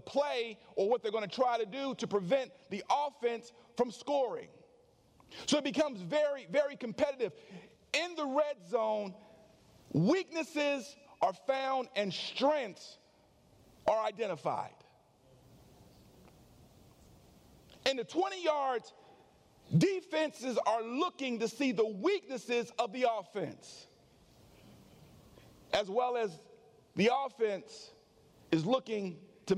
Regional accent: California, United States; now in Conyers, United States; I grew up in California

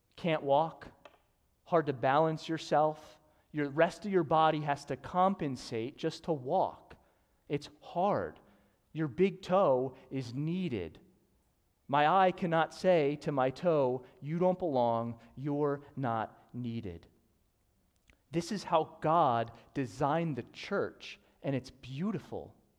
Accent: Newtown, Pennsylvania, United States; I grew up in Newtown and went to Council Rock

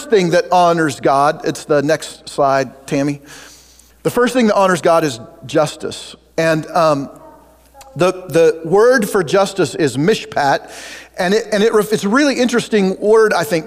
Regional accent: Oregon, United States; now in Kansas, United States; I grew up in Oregon

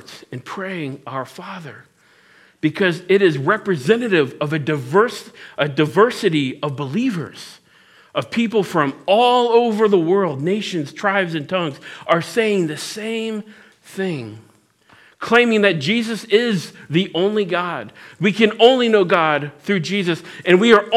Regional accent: Cincinnati, Ohio, United States; I'm from Cincinnati, so I say steal other people's prayers.

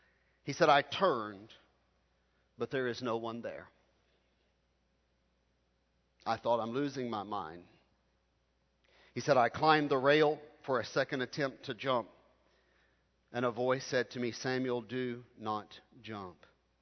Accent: South India, India; I'm from South India. I was brought up in a family who taught me the Bible. I'm brought up in a Christian family surrounded by Hindus in southern India.

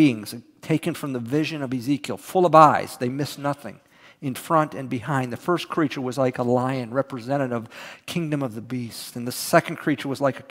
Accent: Houston, Texas, United States; moved away; also born or lived in College Station, Texas; I was from Houston and then went to school in College Station

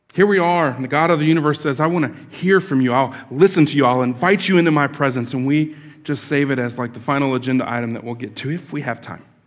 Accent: Florida, United States; I grew up here in Florida

